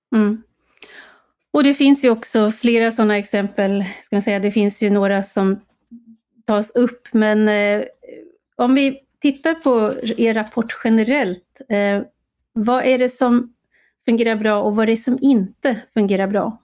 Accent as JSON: {"language": "Swedish", "town": "Uppsala", "region": "Uppsala County", "country": "Sweden", "tie": "born or raised there", "said": "jag har ju lite erfarenhet från kommunalpolitiken i min hemstad Uppsala"}